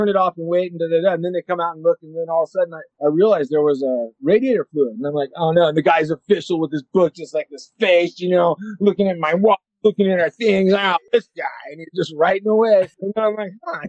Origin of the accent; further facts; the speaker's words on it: Riverside, California, United States; I was born in Riverside